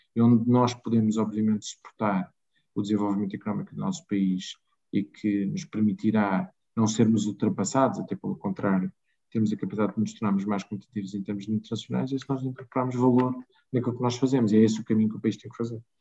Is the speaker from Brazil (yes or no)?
no; Lisbon, Portugal; eu sou lisboeta, de Gema